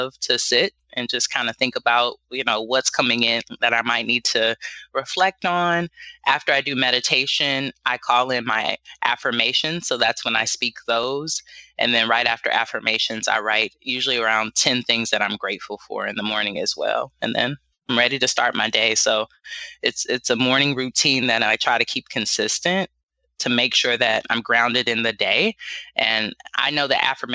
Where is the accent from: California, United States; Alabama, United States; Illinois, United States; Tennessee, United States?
California, United States; Los Angeles; now in Bay Area, United States; I grew up in South Central LA in the hood